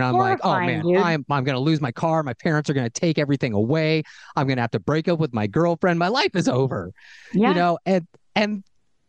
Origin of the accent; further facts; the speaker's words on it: Fullerton, California, United States; also born or lived in Santa Barbara / Los Angeles; I grew up in Fullerton